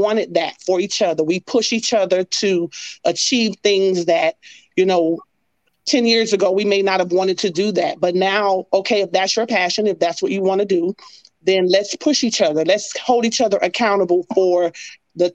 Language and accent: English; Miami, Florida, United States; moved away as an adult; also born or lived in Ohio; I'm from Miami, Florida, where it's always hot